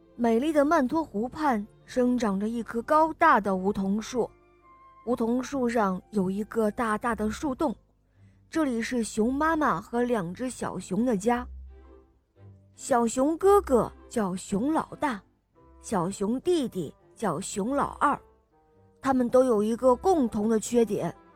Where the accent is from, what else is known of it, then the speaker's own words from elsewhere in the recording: Beijing, China; 今年两岁半了，我来自北京